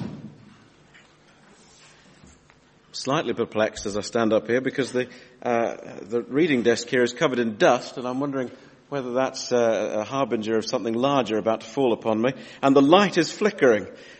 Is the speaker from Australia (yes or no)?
yes; Australia; moved away; When I was 8 years old, my daughter Mary's age now, and I was growing up in Australia